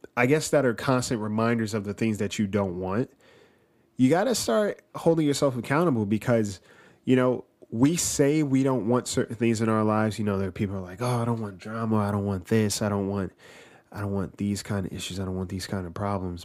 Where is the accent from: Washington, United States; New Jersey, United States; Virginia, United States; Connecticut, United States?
New Jersey, United States; moved away